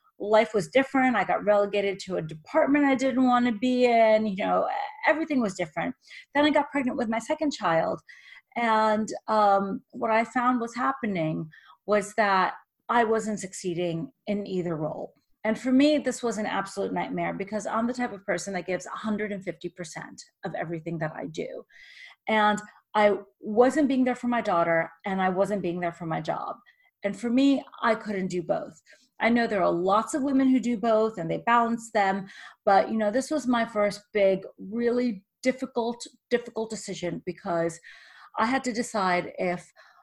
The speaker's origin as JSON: {"language": "English", "region": "New York", "country": "United States", "tie": "born or raised there", "also_born_or_lived": "Russia / Israel / Boston", "said": "I was born in Russia, then we moved to Israel, and then I was raised in New York"}